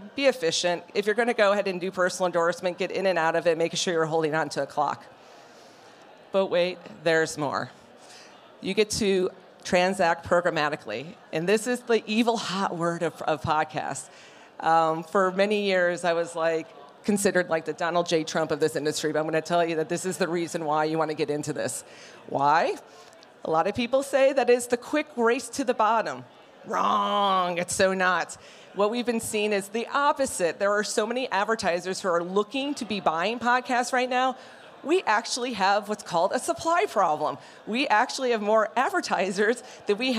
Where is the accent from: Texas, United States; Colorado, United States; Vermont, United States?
Colorado, United States; Denver; I'm from Denver